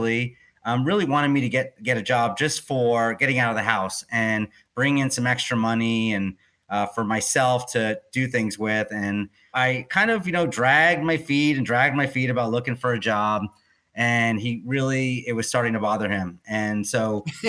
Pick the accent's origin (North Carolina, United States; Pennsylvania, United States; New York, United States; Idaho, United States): New York, United States; Oyster Bay Cove; I was born in a small town called Oyster Bay Cove, Long Island